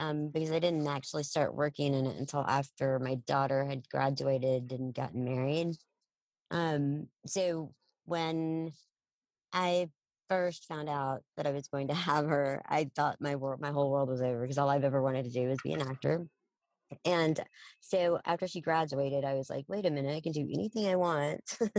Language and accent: English; Odessa, Texas, United States; now in Dallas, United States; I'm from West Texas. Yeah. I was born and raised in Odessa. Came up to Dallas over half my life ago.